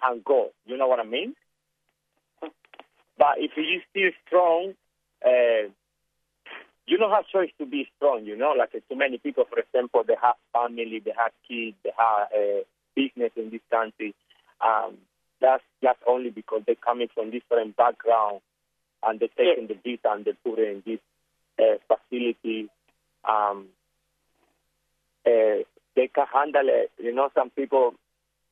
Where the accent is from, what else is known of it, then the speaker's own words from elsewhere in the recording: Cuba; English is a second language; moved away as an adult; also born or lived in Sydney, Australia / Perth, Australia / Melbourne, Australia; now in Christmas Island, Australia; I am from Cuba